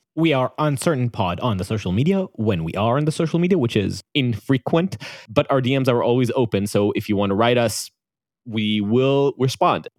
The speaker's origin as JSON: {"language": "English", "country": "Israel", "accent": "Israeli", "said": "my Israeli accent"}